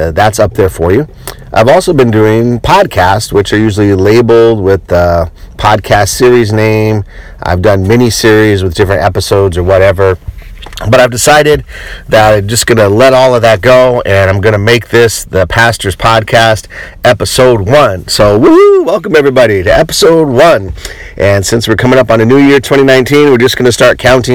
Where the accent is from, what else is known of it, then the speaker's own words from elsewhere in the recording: Colorado, United States; I grew up in Colorado